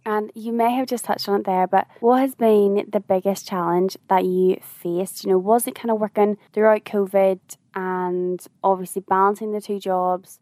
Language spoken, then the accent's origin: English; Northern Ireland, United Kingdom; being like Northern Irish